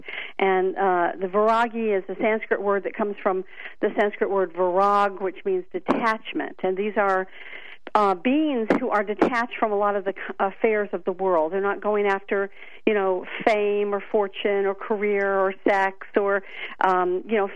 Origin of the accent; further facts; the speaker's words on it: Atlanta, Georgia, United States; also born or lived in Florida; I grew up here in Atlanta, and I grew up across from a great forest.